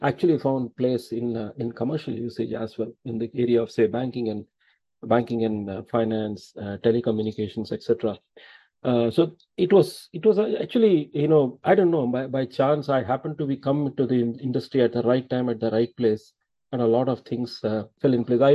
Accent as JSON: {"language": "English", "area": "Thanjavur district", "region": "Tamil Nadu", "country": "India", "tie": "born or raised there", "said": "We hail from Thanjavur district"}